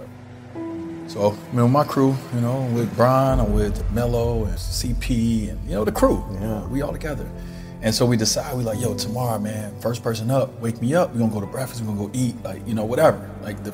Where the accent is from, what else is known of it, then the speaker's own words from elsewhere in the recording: Chicago, Illinois, United States; I grew up in Chicago.